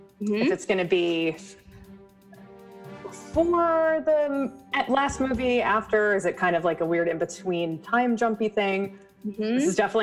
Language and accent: English; East Coast, United States; accent: East Coast accent; No hello, but my East Coast accent is abrasive enough.